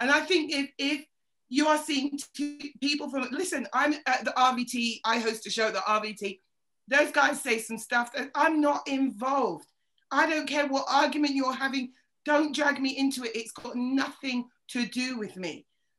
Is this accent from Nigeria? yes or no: no; Yorkshire and the Humber, United Kingdom; Oh, well, I'm from Yorkshire, I got it.